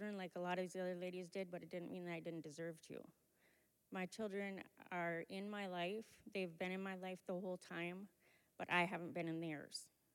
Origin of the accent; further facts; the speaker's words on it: Grand Rapids, Minnesota, United States; also born or lived in Iowa City, Iowa; I moved to Minnesota with my mother and my grandmother when I was like one. So I grew up in Grand Rapids, Minnesota